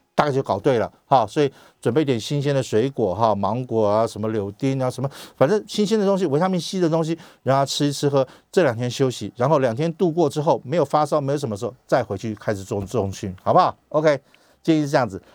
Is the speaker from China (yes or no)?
no; Taiwan; 我们台湾人